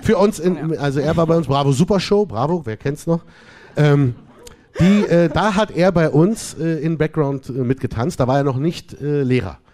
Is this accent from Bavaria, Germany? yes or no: no; Berlin, Germany; Ich bin aus Berlin.